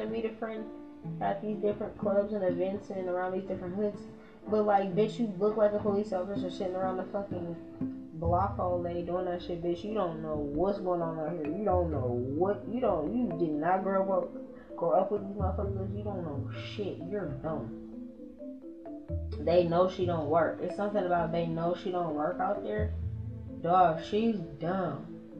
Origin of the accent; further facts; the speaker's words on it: Winston-Salem, North Carolina, United States; I'm from Winston-Salem, North Carolina.